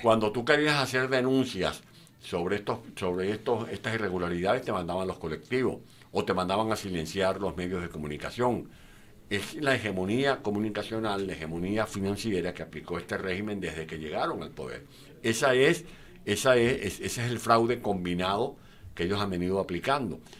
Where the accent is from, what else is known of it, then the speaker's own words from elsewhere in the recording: San Juan de los Morros, Guárico, Venezuela; En mi pueblo, por ejemplo, yo soy de San Juan de los Morros, estudié en una escuela pública llamada doctor Vicente Peña, Avenida Bolívar, en San Juan de los Morros